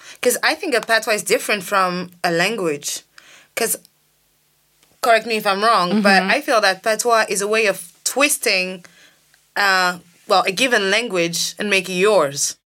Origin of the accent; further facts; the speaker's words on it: Guadeloupe; English is a second language; I'm from Guadeloupe.